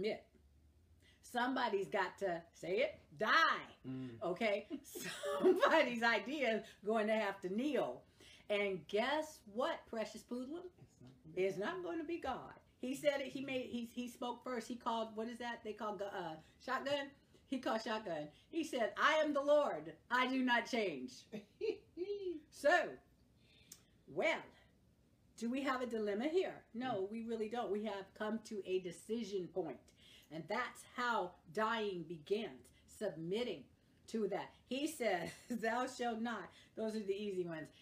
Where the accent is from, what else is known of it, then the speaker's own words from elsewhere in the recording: California, United States; I am a Californian